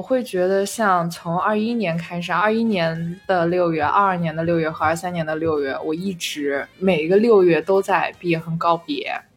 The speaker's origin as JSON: {"language": "Chinese", "town": "Shijiazhuang", "region": "Hebei", "country": "China", "tie": "born or raised there", "also_born_or_lived": "Shanghai", "moved": "yes", "said": "我一直在我老家就在石家庄待着嘛"}